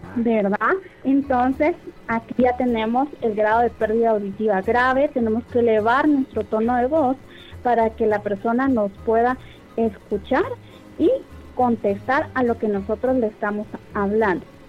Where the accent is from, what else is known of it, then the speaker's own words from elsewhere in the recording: Guatemala; nosotros como guatemaltecos